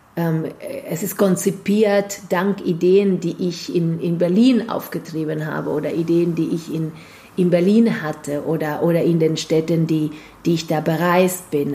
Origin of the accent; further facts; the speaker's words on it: Argentina; German is a second language; moved away as an adult; now in Germany; bei uns in Argentinien, in Lateinamerika